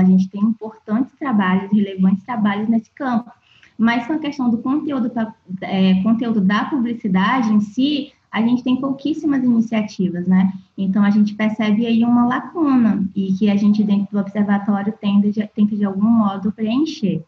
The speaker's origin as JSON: {"language": "Portuguese", "town": "Fortaleza", "region": "Ceará", "country": "Brazil", "also_born_or_lived": "Rio de Janeiro / Niterói", "moved": "yes", "lives_now": "Cuiabá, Brazil", "said": "Eu sou de Fortaleza, e passei um tempo estudando no Rio"}